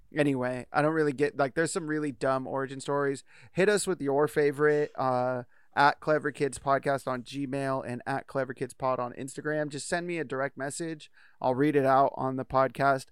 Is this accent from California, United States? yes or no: yes; Bay Area, California, United States; moved away; we grew up in the Bay Area